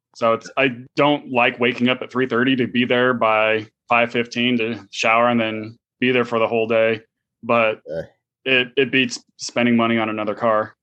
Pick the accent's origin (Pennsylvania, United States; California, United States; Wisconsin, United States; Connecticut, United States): California, United States; San Francisco Bay Area; moved away as an adult; now in Houston, United States; I grew up in the San Francisco Bay Area.